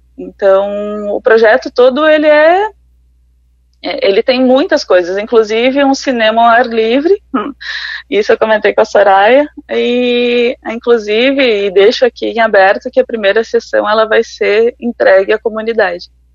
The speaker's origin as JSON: {"language": "Portuguese", "town": "Igrejinha", "region": "Rio Grande do Sul", "country": "Brazil", "moved": "as an adult", "lives_now": "Concórdia, Brazil", "said": "eu sou gaúcha, ah, eu sou de Igrejinha, passei por várias cidades ah, do Rio Grande do Sul"}